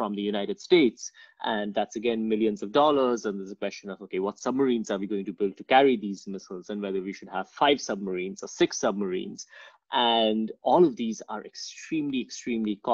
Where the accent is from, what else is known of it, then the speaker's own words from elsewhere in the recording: India; moved away; also born or lived in Calcutta; I grew up in India, and I did my bachelor's in Calcutta in Presidency College